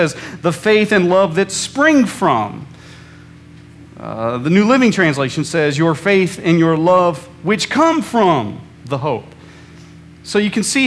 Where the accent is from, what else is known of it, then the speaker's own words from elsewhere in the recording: Central Illinois, United States; when I was a kid growing up in Central Illinois